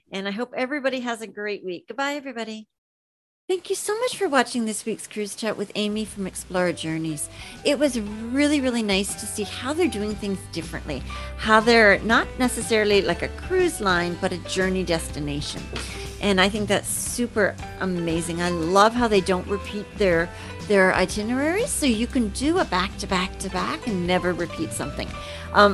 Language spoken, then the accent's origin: English; Canada; we're from Canada